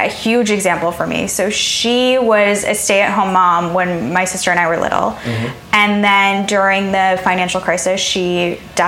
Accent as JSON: {"language": "English", "town": "Chicago", "region": "Illinois", "country": "United States", "tie": "born or raised there"}